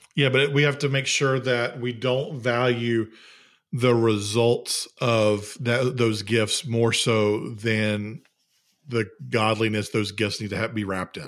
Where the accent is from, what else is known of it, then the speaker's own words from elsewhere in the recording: the South, United States; I'm from the South